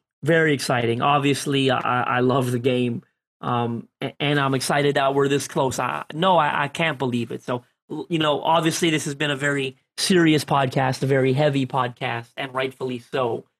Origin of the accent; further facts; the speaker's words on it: Canada; I'm Canadian, but I am Canadian Portuguese, and Portuguese community here in Canada is quite large. And I grew up a huge soccer fan.